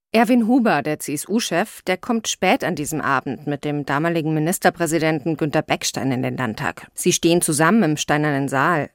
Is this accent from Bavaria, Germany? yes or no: yes; Rosenheim, Bavaria, Germany; ich bin aus Bayern, aus Rosenheim ganz im Süden